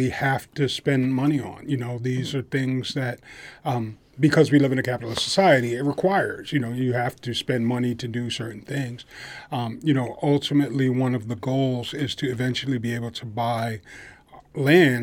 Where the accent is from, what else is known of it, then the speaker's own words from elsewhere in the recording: New York, United States; we grew up in New York